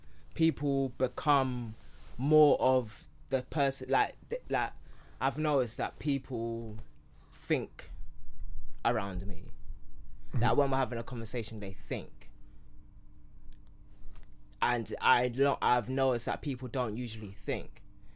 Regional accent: Nigeria; Well, obviously they asked me what my name was first, and then I said I'm from Yoruba. Like, yes, Nigeria, but you know, Nigeria is really a Portuguese word that derives from this.

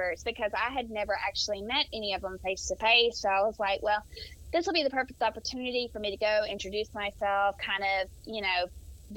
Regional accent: Mobile, Alabama, United States; accent: southern; moved away as an adult; now in Tennessee, United States; I'm from Mobile, so I'm from the coast, and so my accent is pretty deep.

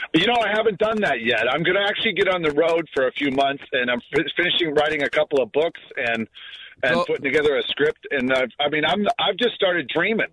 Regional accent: Torrance, California, United States; I grew up in Torrance. I went to West High. I'm a local kid

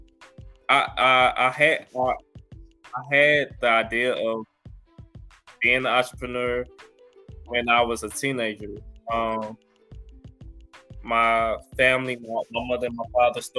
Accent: Belleville, Illinois, United States; also born or lived in St. Louis, Missouri; I grew up in Belleville, Illinois. I was raised in St. Louis

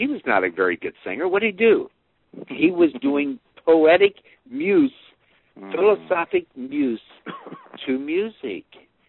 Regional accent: Ohio, United States; So we're both Ohio guys. Buckeyes.

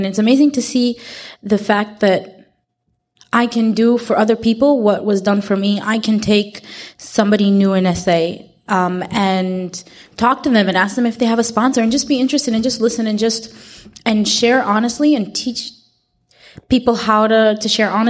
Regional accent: Israel; I'm from Israel

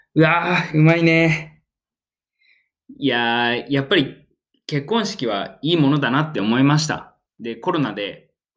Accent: Oita, Japan; 自分大分県出身

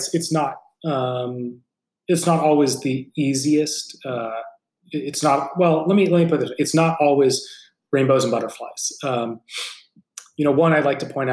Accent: San Francisco Bay Area, California, United States; This is your hometown team

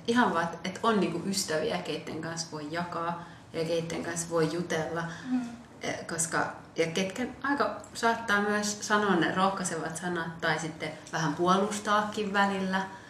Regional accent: Lappeenranta, South Karelia, Finland; also born or lived in Ethiopia; silloin kun mä olin nuorempi, niin mä asuin esimerkiksi Lappeenrannassa, niin Lappeenrannasta saatoin sitten mun sanoa, että aah, mistä mä oon, no mä oon Lappeenrannasta.

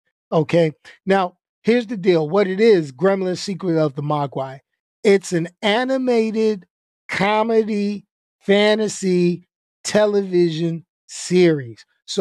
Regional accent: Los Angeles, California, United States; Where you from? I'm from East LA, man. Ghetto. Well, South Central, but, you know, that would have been even funny, you know.

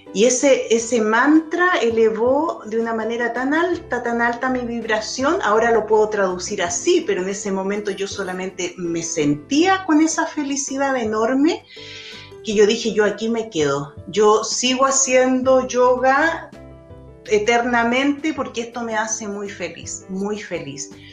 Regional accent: Chile; also born or lived in Europe; con mi esposo nos fuimos de Chile, nos fuimos a Europa, estuvimos tres años trabajando, viajando. Eh, y luego de ese tiempo volvimos a Chile

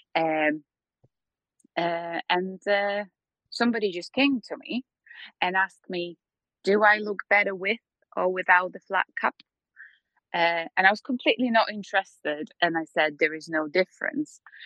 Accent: Poland; moved away as an adult; also born or lived in Slovakia; I'm from Poland

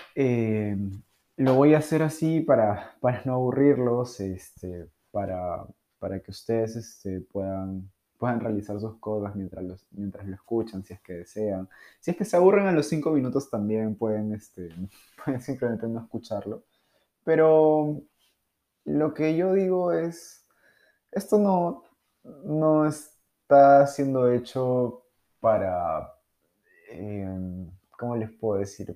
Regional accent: Peru; soy de Perú

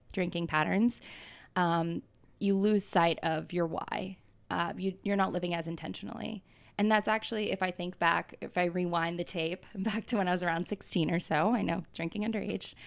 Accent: Atlanta, Georgia, United States; moved away as an adult; now in New York, United States; I grew up in Atlanta, Georgia

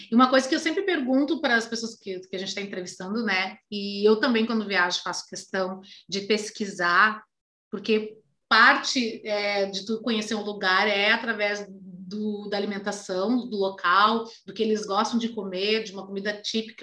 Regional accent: Brazil; a gente, como brasileiros

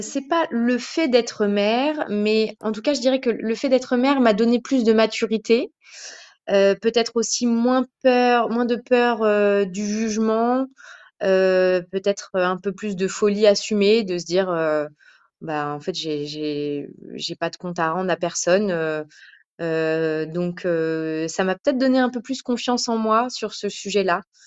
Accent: France; je suis française d'origine euh, marocaine, tunisienne, juive

